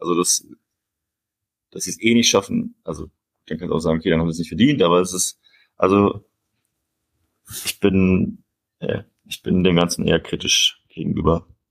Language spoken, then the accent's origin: German; Cologne, North Rhine-Westphalia, Germany; als Kölner für mich